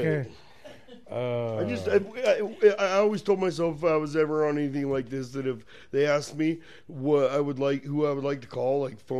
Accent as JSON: {"language": "English", "country": "United States", "said": "We're from America."}